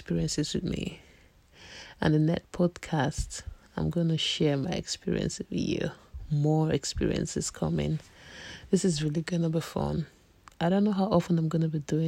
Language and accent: English; Nigeria; I'm a Nigerian